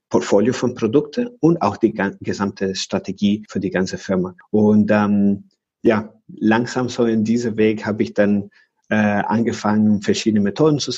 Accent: Venezuela; German is a second language; Und ich komme aus Venezuela

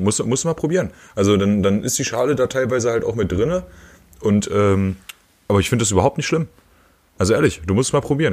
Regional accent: northwestern Harz, Lower Saxony, Germany; moved away; ich komme aus dem Nordwestharz, von der Nordwestspitze.

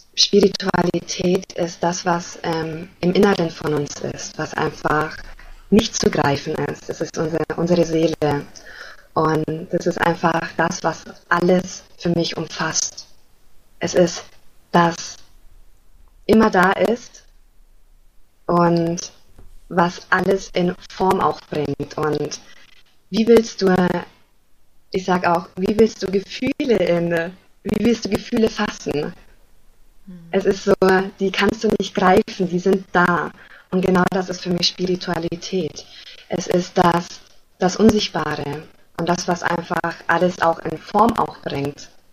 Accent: Germany; ich komme aus Deutschland

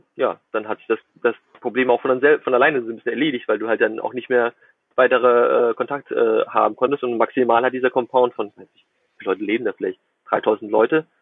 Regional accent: Germany; moved away as an adult; now in Shenzhen, China; als Deutscher, der kein Chinesisch spricht

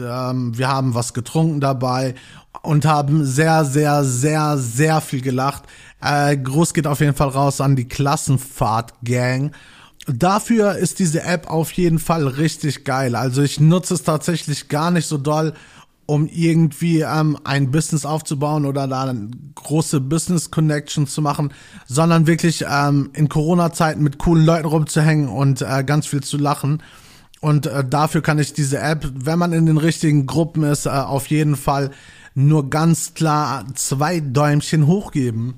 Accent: Gelsenkirchen, North Rhine-Westphalia, Germany; now in Bochum, Germany; ich bin gebürtig in Gelsenkirchen aufgewachsen

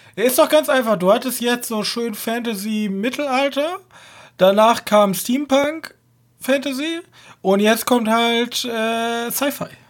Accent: Germany; als Deutscher

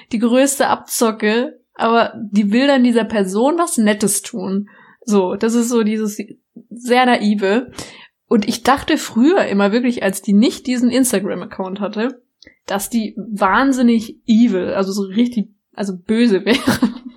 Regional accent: Baden-Württemberg, Germany; ich komme aus Baden-Württemberg

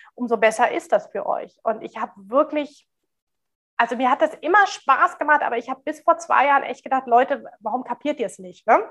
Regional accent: Germany; bei uns in Deutschland

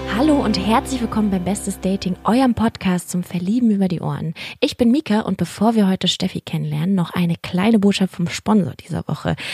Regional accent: Berlin, Germany; ich bin ja auch Berlinerin

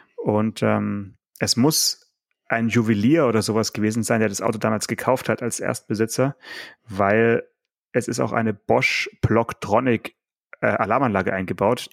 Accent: Swabia, Germany; ich bin ja auch Schwabe.

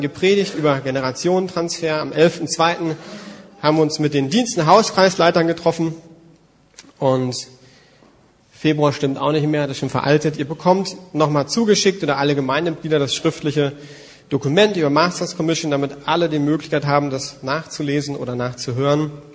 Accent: Germany; Als Deutsche

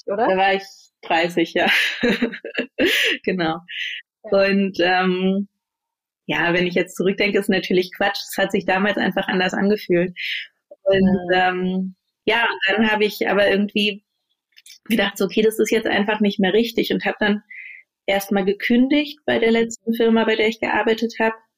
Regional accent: Berlin, Germany; ans Schulsystem in Deutschland, auch in Berlin, an die Schulen zurückdenke, auf denen ich war

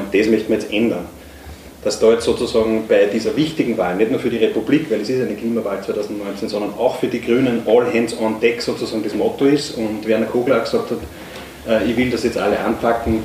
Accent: Upper Austria, Austria; Jetzt komme ich aus Oberösterreich

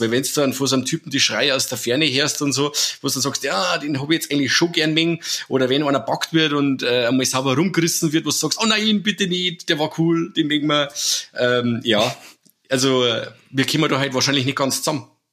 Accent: Germany; bei uns in Deutschland

